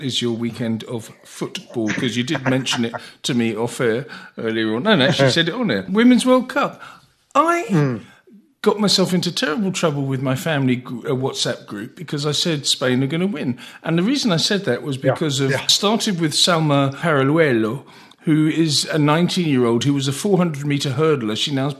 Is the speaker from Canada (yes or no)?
no; England, United Kingdom; I'm an Englishman